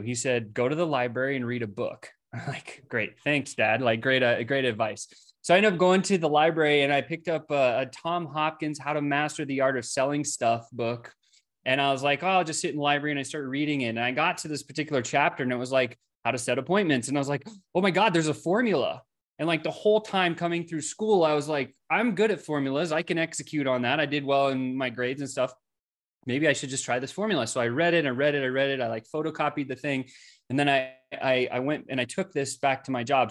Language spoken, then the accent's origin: English; South Africa; I was born in South Africa